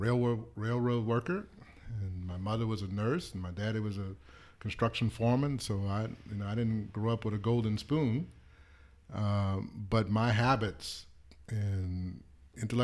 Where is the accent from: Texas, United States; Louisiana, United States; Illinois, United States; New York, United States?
Louisiana, United States; New Orleans; I grew up in New Orleans